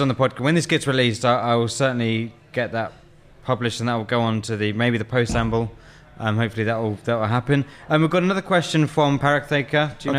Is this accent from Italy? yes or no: no; England, United Kingdom; Well, I'm English. I can't help. White English.